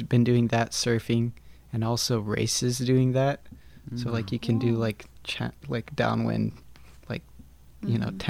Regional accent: Hauula, Hawaii, United States; I'm from Haula. I'm born and raised here. Went to Laie Elementary. Coca Red Raider grad.

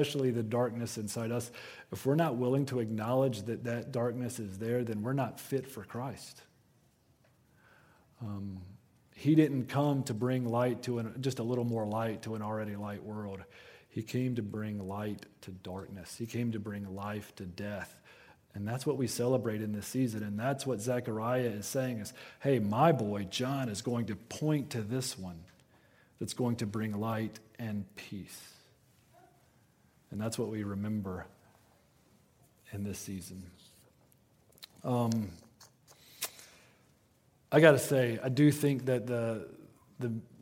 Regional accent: Western North Carolina, United States; I am from Western North Carolina. Ornamental shrubbery is kind of our thing, all right? Like, that is a threat to our livelihood where I'm from

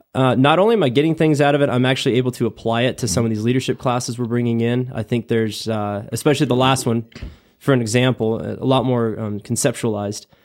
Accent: Ogallala, Nebraska, United States; moved away as an adult; born and raised in Nebraska, twenty-one years

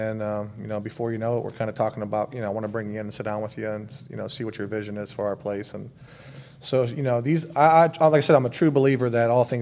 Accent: West Coast, United States; moved away as an adult; also born or lived in Texas / Arizona / Cleveland, Ohio / Atlanta, Georgia; now in Tahlequah, United States; I'm obviously born and raised on the West Coast, but I've lived a bunch of different places in Texas, in Arizona, in Cleveland, Ohio, in Atlanta, Georgia.

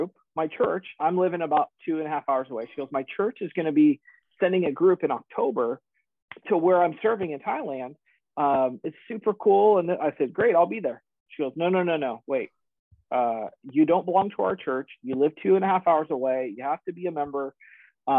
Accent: Oregon, United States; moved away as an adult; I was born and raised in Oregon

